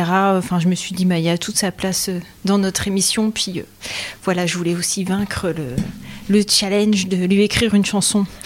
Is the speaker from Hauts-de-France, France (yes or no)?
yes; Douai, Hauts-de-France, France; du côté de, euh, de Douai, euh, ouais, entre Douai et Arleux. Donc on peut dire l'Arlesie ou le Douaisie